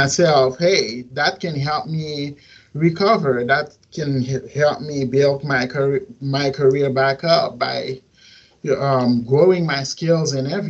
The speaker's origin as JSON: {"language": "English", "town": "Port-au-Prince", "region": "Ouest", "country": "Haiti", "also_born_or_lived": "Missouri", "moved": "yes", "lives_now": "Miami, United States", "said": "I'm from Port-au-Prince, Haiti. And I've lived here in Miami for 10 years, and then I ended up moving to Missouri back in 2015"}